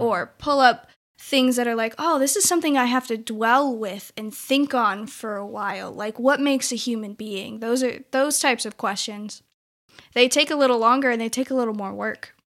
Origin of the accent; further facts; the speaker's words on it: Klamath Falls, Oregon, United States; moved away as an adult; now in Wilmore, United States; I am from Klamath Falls, Oregon, and I have been living in Wilmore, Kentucky for the last six years